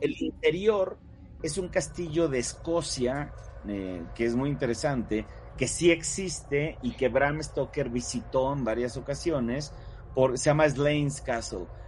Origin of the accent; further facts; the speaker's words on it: Mexico; also born or lived in Coyoacán, Mexico City; somos muchos artistas mexicanos